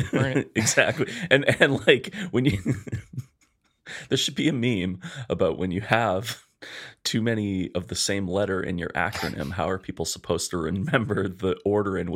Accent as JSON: {"language": "English", "town": "Edmonton", "region": "Alberta", "country": "Canada", "tie": "born or raised there"}